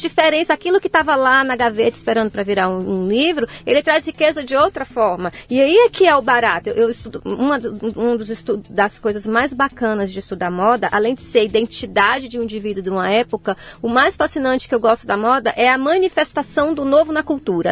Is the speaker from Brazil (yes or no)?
yes; interior of Bahia, Brazil; moved away; eu sou do interior, do interior da Bahia